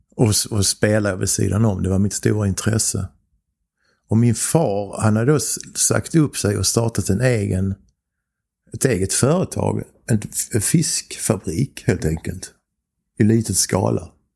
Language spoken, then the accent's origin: Swedish; Bjuv, Skåne, Sweden; also born or lived in Helsingborg / Germany; Och då kom vi tillbaks till Bjuv